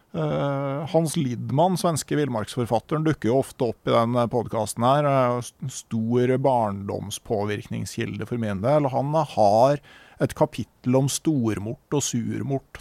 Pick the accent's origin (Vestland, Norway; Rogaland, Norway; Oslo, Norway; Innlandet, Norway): Innlandet, Norway; Gausdal; da jeg vokste opp i Gausdal